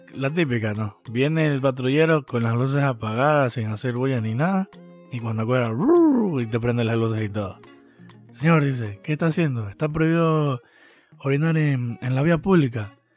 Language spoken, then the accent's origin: Spanish; Ecuador; venimos de Ecuador